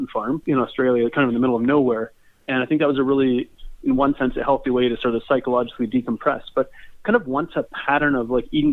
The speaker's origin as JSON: {"language": "English", "town": "Red Deer", "region": "Alberta", "country": "Canada", "said": "I'm from Red Deer, Alberta, Canada"}